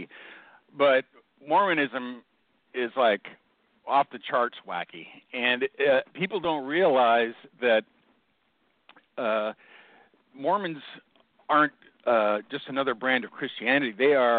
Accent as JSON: {"language": "English", "town": "Seattle", "region": "Washington", "country": "United States", "tie": "born or raised there", "said": "I grew up in Seattle, and I had a hard childhood"}